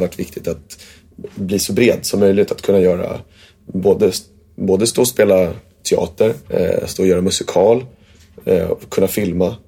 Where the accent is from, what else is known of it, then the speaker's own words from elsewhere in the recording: Värmdö, Stockholm County, Sweden; Jag bodde ute på Värmdö